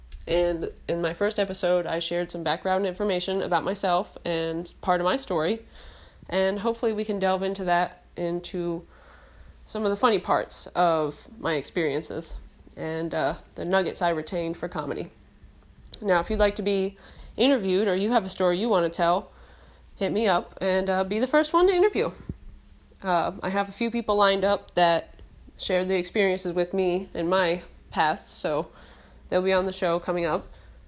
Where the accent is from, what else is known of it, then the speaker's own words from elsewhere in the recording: Florida, United States; We're from Florida